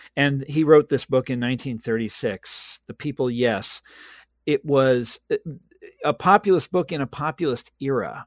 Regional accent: Kansas, United States; I'm from Kansas. Uh, I'm sitting in Kansas right now as I'm speaking to you

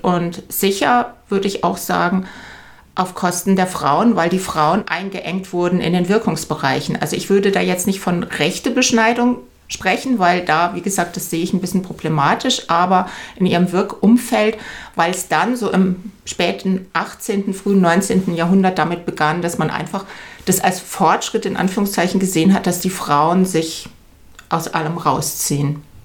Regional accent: Germany; moved away as an adult; now in Munich, Germany; Ich bin aufgewachsen im Rheintal, bin dann zum Studium nach München

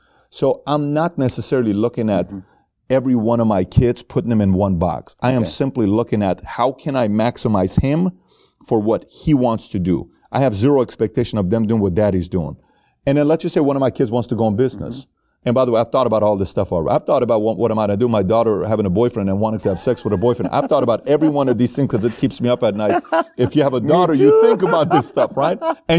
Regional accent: Iran; One is Iran, because I'm from Iran. Yes. I was born and raised in Iran, so Iran means a lot to me.

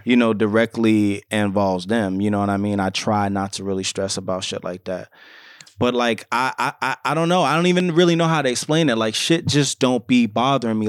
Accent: New York City, New York, United States; we're both fathers, we're both from the Bronx

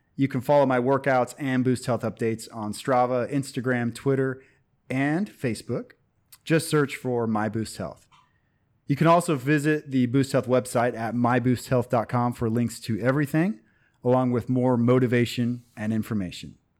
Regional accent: United States; I'm from America

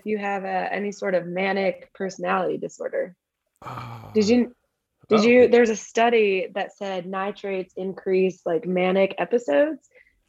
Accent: Midwest, United States; growing up, I was from the Midwest

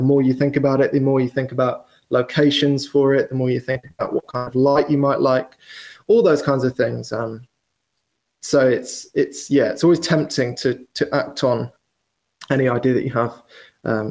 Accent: Wales, United Kingdom; now in London, United Kingdom; I grew up in Wales, which is probably, as the crow flies, 250 miles from London

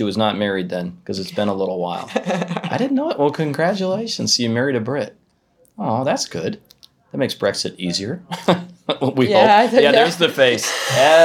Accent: United States; I'm an American.

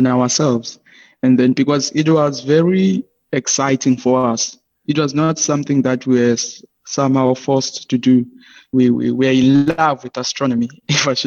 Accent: Hermanus, Western Cape, South Africa; from Armanas in the township of Swelihle, in the small township of Swelihle.

